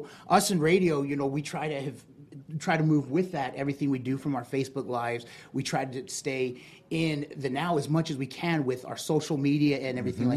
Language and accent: English; Provo, Utah, United States; moved away; I'm actually from Provo, Utah